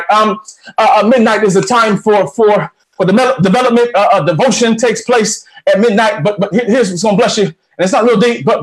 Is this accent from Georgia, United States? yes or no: yes; Atlanta, Georgia, United States; I came from Atlanta, which is a big airport, huge city.